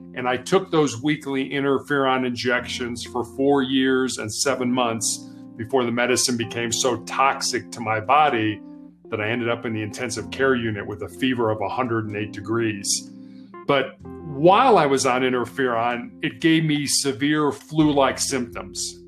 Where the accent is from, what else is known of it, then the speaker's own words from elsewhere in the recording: Chicago, Illinois, United States; I was born and raised in Chicago, Illinois